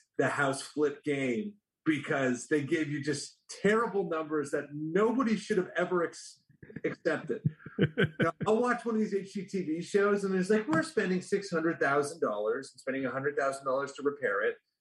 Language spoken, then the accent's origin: English; Canada; moved away as an adult; I'm from Canada originally